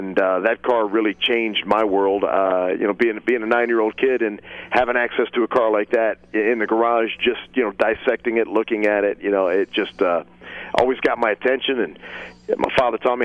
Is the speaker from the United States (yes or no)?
yes; Cleveland, Ohio, United States; also born or lived in Akron, Ohio / Detroit, Michigan; I was born in Akron, Ohio, but I grew up. School time was in Cleveland, and summers were spent at my grandmother's up in Detroit